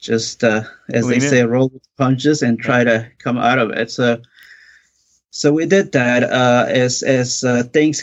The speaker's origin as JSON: {"language": "English", "country": "Mexico", "tie": "born or raised there", "moved": "yes", "said": "I'm originally from Mexico. My father was a builder. So I grew up helping him, doing all that kind of work"}